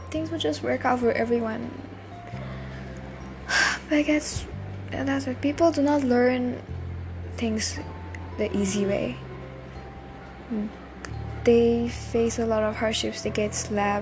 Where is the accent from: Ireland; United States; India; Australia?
India